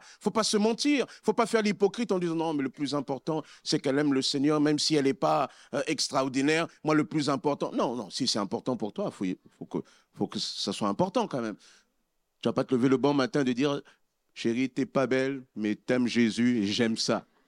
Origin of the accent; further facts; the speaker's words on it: Republic of the Congo; now in France; Lorsque j'étais dans mon pays d'origine, au Congo-Brazzaville